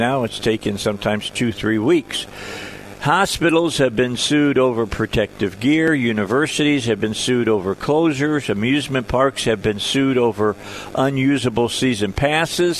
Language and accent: English; outside of Chicago, Illinois, United States; now in Arkansas, United States; I come from up north. I grew up outside of Chicago